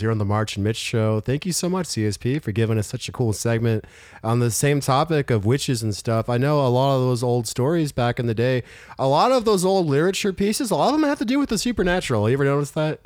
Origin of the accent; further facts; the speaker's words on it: Las Vegas, Nevada, United States; I grew up in Las Vegas, Nevada